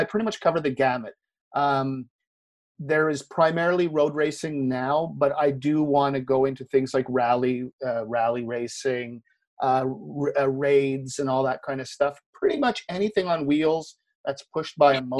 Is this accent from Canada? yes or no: yes; Canada; I'm Canadian, I'm based in Montreal